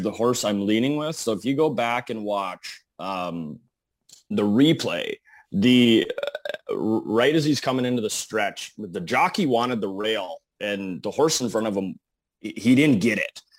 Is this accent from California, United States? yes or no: no; Eveleth, Minnesota, United States; now in Bismarck, United States; I am originally from a small town in, uh, northern Minnesota, Evlith